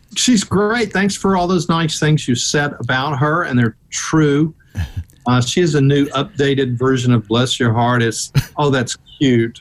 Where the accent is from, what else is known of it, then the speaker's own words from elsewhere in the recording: Memphis, Tennessee, United States; now in Atlanta, United States; in Tennessee, you know, I lived in Memphis